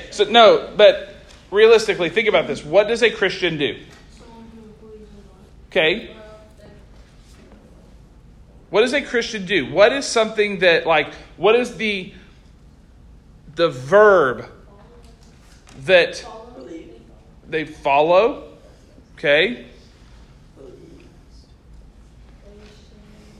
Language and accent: English; Oklahoma, United States; moved away as an adult; now in Arkansas, United States; I'm from Oklahoma. I grew up in Oklahoma. I was raised in Oklahoma. I lived in Oklahoma my whole life.